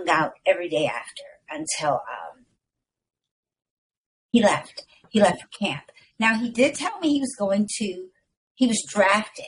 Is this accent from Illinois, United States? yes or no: yes; Chicago, Illinois, United States; moved away as an adult; now in Moreno Valley, United States; I'm from Chicago